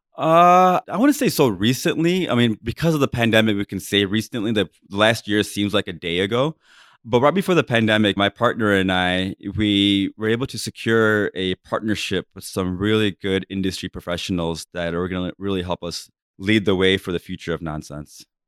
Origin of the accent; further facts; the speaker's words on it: United States; I was brought up being really culturally Indian, right? And also being very American at the same time